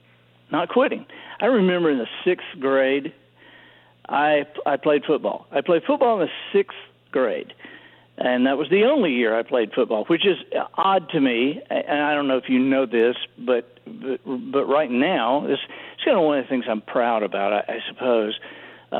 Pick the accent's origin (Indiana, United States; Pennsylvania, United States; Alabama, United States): Alabama, United States; Dothan; I think of Dothan, Alabama, specifically, because that was where we were from my third grade to ninth grade.